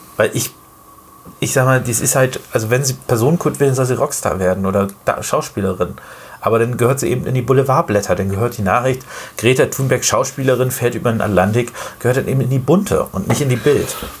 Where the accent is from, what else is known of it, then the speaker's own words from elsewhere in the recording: Germany; bei uns in Deutschland